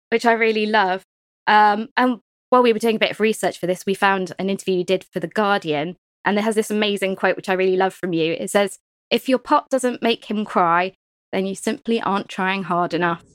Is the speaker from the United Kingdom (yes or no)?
yes; Cornwall, South West England, United Kingdom; being Cornish